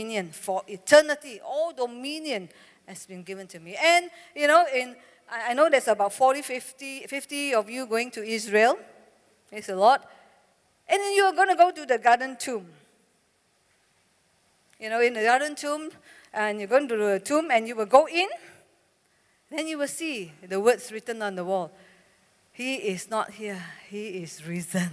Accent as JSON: {"language": "English", "country": "Malaysia", "said": "I'm from Malaysia"}